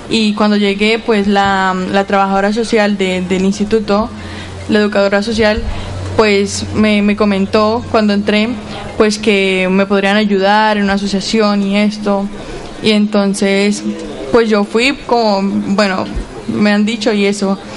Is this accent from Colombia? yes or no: yes; Colombia; Eh, bueno, soy de Colombia.